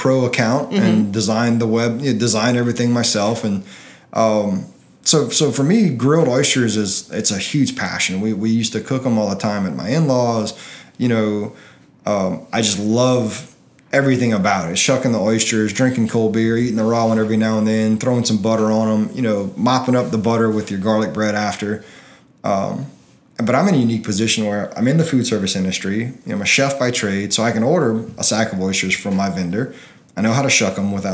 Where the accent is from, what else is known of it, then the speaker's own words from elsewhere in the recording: Delcambre, Louisiana, United States; I'm from Delcom.